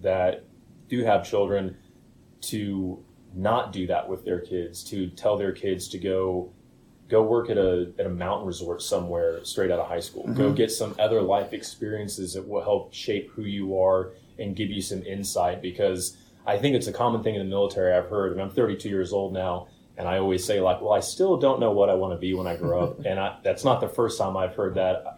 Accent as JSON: {"language": "English", "town": "Springfield", "region": "Illinois", "country": "United States", "tie": "born or raised there", "also_born_or_lived": "Jacksonville, Florida", "moved": "as an adult", "said": "I'm originally from Springfield, Illinois"}